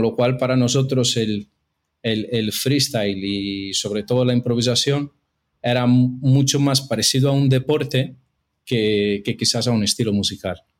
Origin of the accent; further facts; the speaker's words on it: São Paulo, Brazil; Spanish is a second language; moved away as an adult; now in Madrid, Spain; yo soy brasileño, estudié toda mi vida hasta terminar la universidad en Brasil, en São Paulo